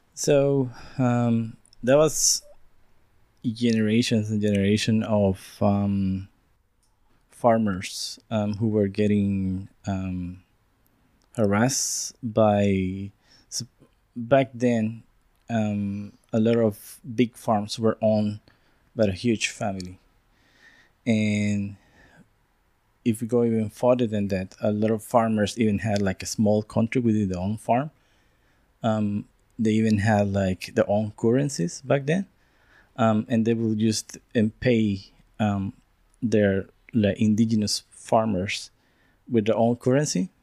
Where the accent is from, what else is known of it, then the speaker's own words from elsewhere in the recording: San Salvador, El Salvador; moved away as an adult; now in Wellington, New Zealand; I'm from San Salvador, the capital of El Salvador